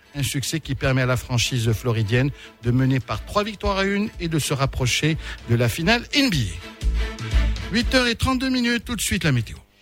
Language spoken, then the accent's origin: French; Souss-Massa, Morocco; Je suis du Sous